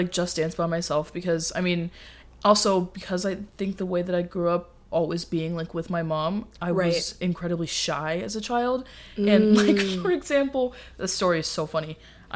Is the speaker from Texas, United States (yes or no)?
yes; Dallas, Texas, United States; moved away as an adult; also born or lived in California; living in California is truly different than growing up in Dallas